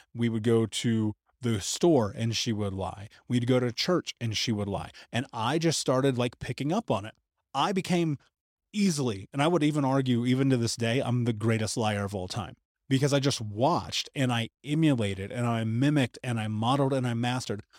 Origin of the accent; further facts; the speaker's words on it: United States; growing up in America